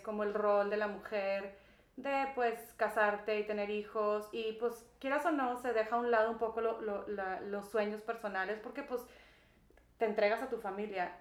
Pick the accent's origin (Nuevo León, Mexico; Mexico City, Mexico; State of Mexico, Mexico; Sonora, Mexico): Nuevo León, Mexico; Monterrey; moved away as an adult; yo nací en Monterrey, Nuevo León. Este, muy bendecida con mis papás y tengo dos hermanos mayores. Y pues estuve aquí em, pues hasta los 21 años